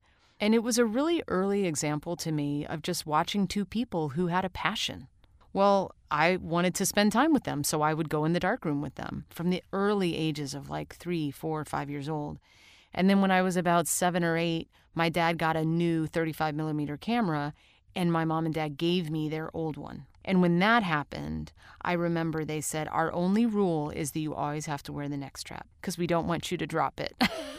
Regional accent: St. Louis, Missouri, United States; also born or lived in Rochester, New York; when I was growing up in St. Louis and Rochester, New York, in both places, we had a darkroom.

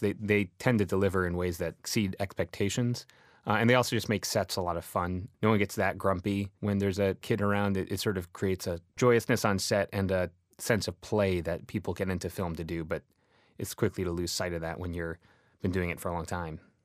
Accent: Boston, Massachusetts, United States; I grew up in Boston

